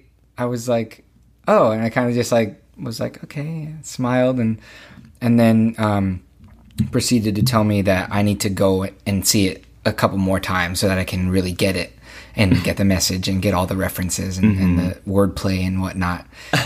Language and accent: English; Los Angeles, California, United States; I was born in Redondo Beach, actually.